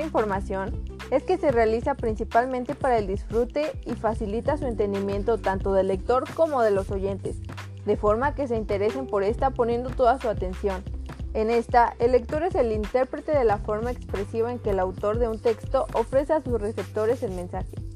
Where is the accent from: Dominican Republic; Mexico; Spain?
Mexico; más en el caso de nosotros como mexicanos